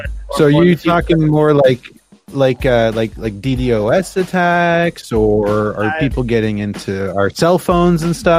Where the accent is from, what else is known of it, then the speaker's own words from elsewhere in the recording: Canada; But what other things did this Canadian tell you? Because I'm just kind of wondering. Like, I've lived outside